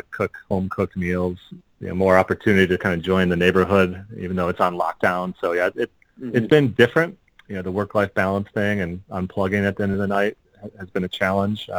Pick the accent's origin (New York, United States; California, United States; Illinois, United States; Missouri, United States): Illinois, United States; Park Ridge; we grew up in Park Ridge, a northwest suburb of Chicago